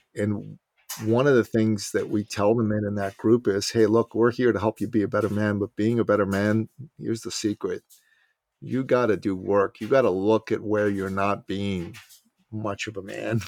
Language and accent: English; Iran; moved away; I'm from Iran